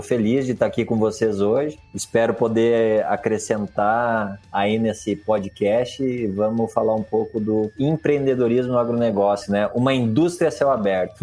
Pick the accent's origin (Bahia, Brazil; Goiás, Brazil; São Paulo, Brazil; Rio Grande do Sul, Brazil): Rio Grande do Sul, Brazil; Vacaria; eu nasci aqui em Vacaria, Rio Grande do Sul